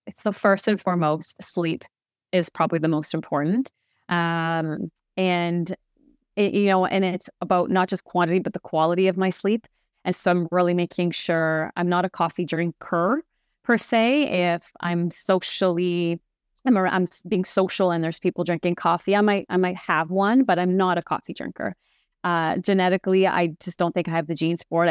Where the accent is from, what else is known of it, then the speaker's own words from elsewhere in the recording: Canada; I'm French Canadian